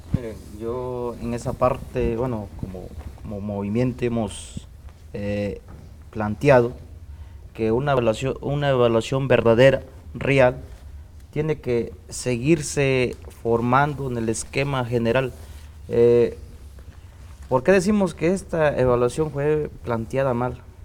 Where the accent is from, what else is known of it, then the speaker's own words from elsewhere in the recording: Mexico; Spanish is a second language; la cultura que tenemos en México